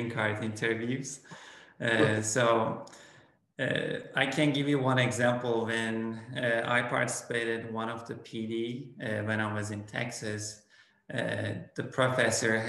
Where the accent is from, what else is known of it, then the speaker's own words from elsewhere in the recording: Turkey; first language Turkish; English is a second language; moved away as an adult; now in Oklahoma, United States; I am originally from Turkey, and I grew up in Turkey until my graduate years from college.